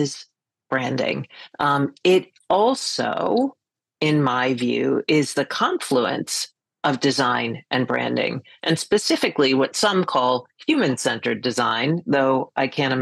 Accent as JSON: {"language": "English", "town": "Boston", "region": "Massachusetts", "country": "United States", "tie": "born or raised there", "also_born_or_lived": "New York", "moved": "as an adult", "lives_now": "Greenport, United States", "said": "I was born in New York, grew up in the Boston area, and in 1996 got recruited by Ogilvy and Mather to come to New York"}